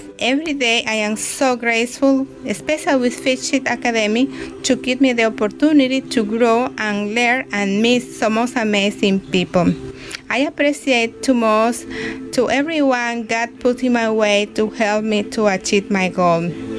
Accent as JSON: {"language": "English", "country": "Dominican Republic", "moved": "as an adult", "lives_now": "Canada", "said": "I am from the Dominican Republic, living in Canada now for almost 5 years."}